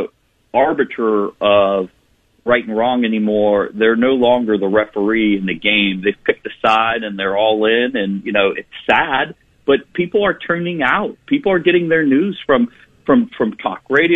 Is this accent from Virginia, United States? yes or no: no; Tallmadge, Ohio, United States; my hometown of Talmadge in the Akron area